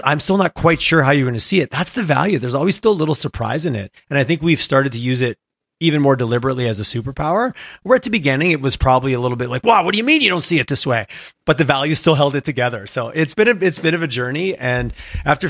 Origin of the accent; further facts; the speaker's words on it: Montreal, Quebec, Canada; moved away as an adult; now in Calgary, Canada; I grew up in Montreal.